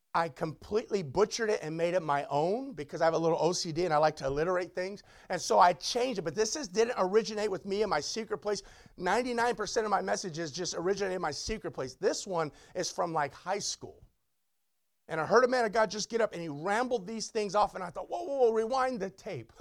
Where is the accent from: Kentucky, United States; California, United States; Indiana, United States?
California, United States; Long Beach; the church I grew up is in Long Beach